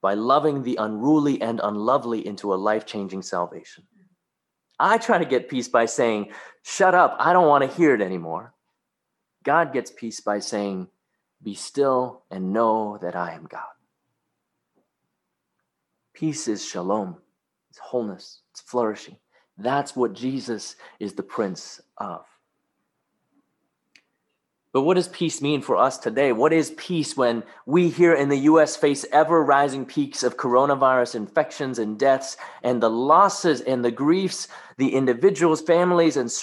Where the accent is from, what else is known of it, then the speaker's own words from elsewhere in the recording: Hong Kong; moved away; When I was a kid growing up in Hong Kong, going to Sunday school at a Baptist church